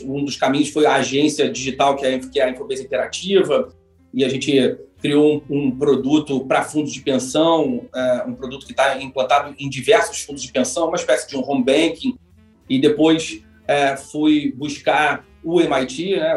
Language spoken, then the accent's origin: Portuguese; Rio de Janeiro, Brazil; sou carioca, né? então fiz aqui PUC Rio